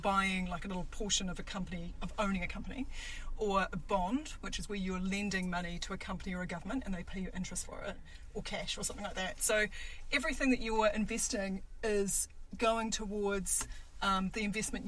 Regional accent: New Zealand; I am a Kiwi

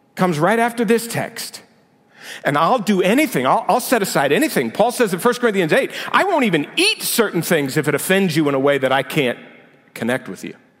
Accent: United States; my identity as American

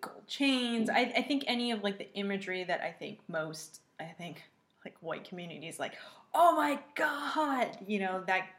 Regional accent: Northville, Michigan, United States; I grew up in Michigan, and when I was in middle school, it was predominantly Northville, Michigan. It was predominantly white.

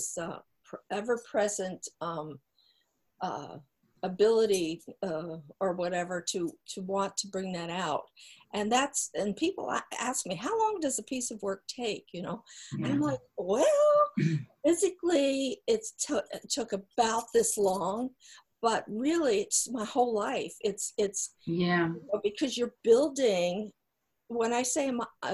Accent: New Jersey, United States; I grew up in New Jersey

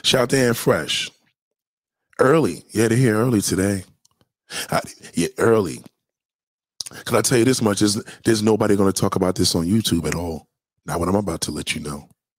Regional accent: New York City, New York, United States; growing up in New York City, Puerto Ricans and Blacks came up together.

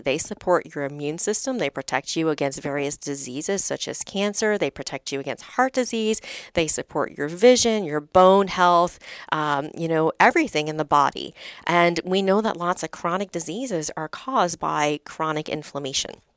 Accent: the South, United States; I'm from the South. My dad had a shrimp boat, so I grew up on lots of fried foods

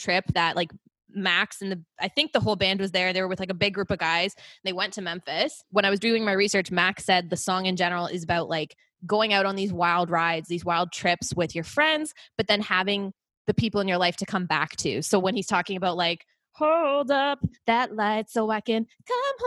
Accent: Oakville, Ontario, Canada; they call out Oakville, which is like where I'm from.

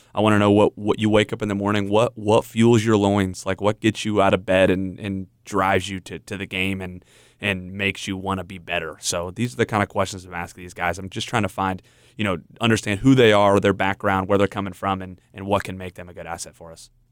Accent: Indiana, United States; I grew up in Indiana

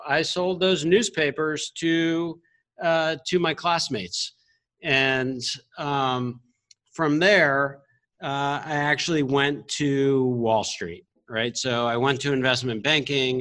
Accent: Miami, Florida, United States; so I grew up in Miami, Florida

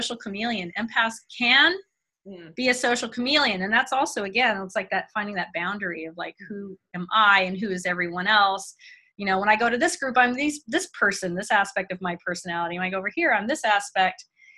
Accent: Mississippi, United States; also born or lived in Germany; I grew up in Mississippi and I had been born in Germany, lived until like I was 6 years old in Germany, went to German schools.

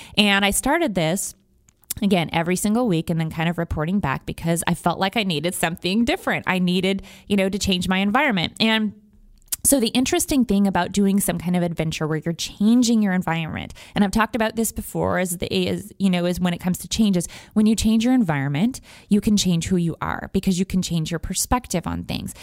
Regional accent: United States; also born or lived in Wyoming / Montana; now in Houston, United States; I'm from Wyoming and Montana originally

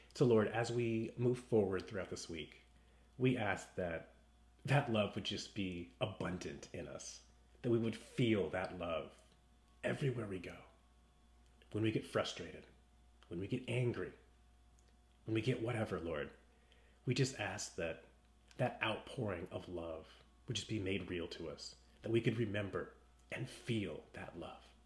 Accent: West Coast, United States; I grew up on the West Coast

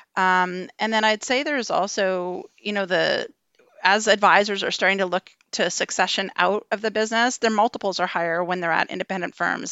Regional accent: Ontario, Canada; moved away as an adult; now in British Columbia, Canada; I am originally from Ontario

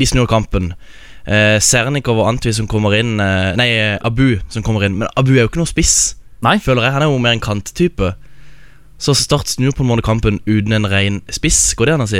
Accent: Kristiansand, Agder, Norway; er jeg jo fra, fra Sørlandet, fra Kristiansand

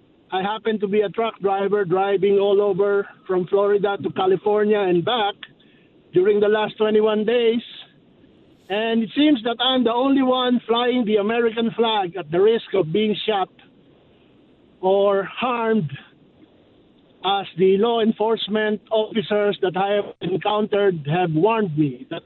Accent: Manila, Metro Manila, Philippines; English is a second language; now in United States; I apologize for my English. I'm originally from Manila

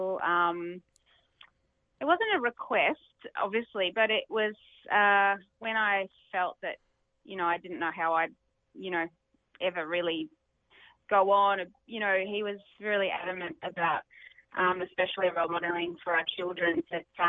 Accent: Melbourne, Victoria, Australia; I grew up in Glen Waverley

